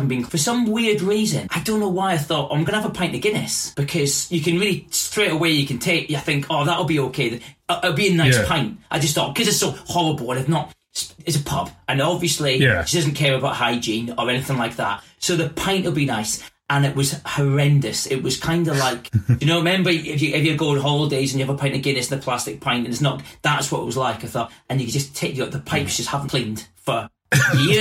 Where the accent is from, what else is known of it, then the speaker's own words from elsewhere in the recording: Scotland, United Kingdom; moved away as an adult; also born or lived in London; I'm from Scotland, I am from Scotland, but I moved when I was 18 to London